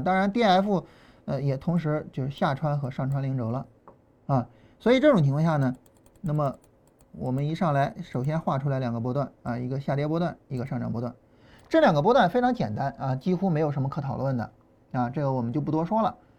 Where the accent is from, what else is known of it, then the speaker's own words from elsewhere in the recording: Shan County, Shandong, China; accent: Shan County dialect; moved away as an adult; 我们老家话嘛，就山乡话，啊，这个跟河南话还是比较接近的，啊，我们，呃，就是山县那一块儿